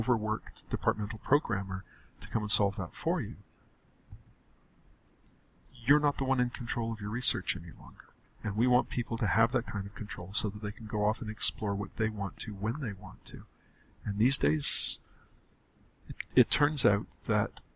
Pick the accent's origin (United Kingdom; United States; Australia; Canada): Canada; I'm a Canadian